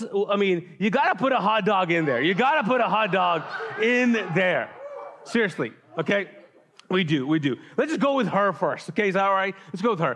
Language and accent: English; Pakistan; now in Charlotte, United States; I'm Pakistani